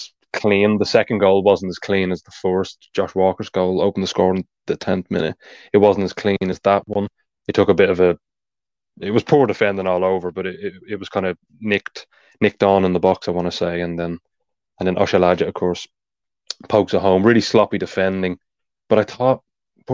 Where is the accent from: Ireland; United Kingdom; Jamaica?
Ireland; accent: Irish; being Irish, of course, you can tell by my accent